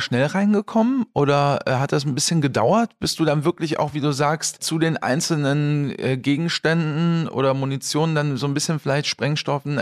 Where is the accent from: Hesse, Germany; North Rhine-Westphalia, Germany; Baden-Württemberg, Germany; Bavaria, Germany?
North Rhine-Westphalia, Germany; Bergisches Land; ich bin ja auch im Wald groß geworden. Also ich komme ja aus dem Bergischen Land